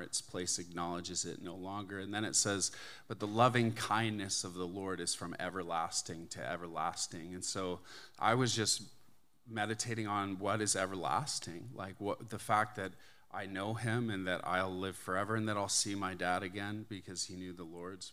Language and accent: English; Canada; moved away as an adult; now in United States; I'm Canadian. I grew up in Canada. I moved to the States about twenty, or two thousand three.